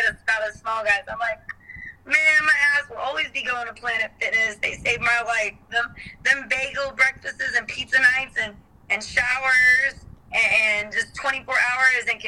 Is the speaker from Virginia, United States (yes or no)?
yes; Salem, Virginia, United States; my hometown, Salem, Virginia